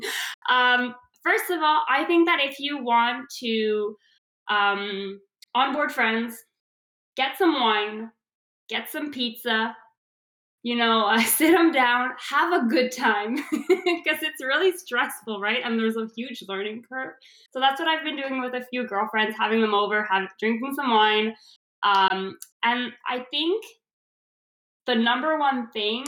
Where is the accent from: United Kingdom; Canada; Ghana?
Canada; I'm Canadian